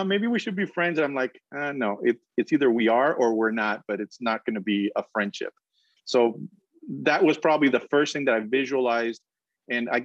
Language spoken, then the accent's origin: English; Colombia; moved away as an adult; also born or lived in Boston / Indiana; now in Florida, United States; I'm originally from South America, from Colombia